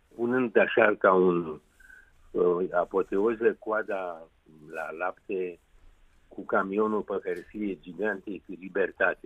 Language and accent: Romanian; Bucharest, Romania; orașul meu natal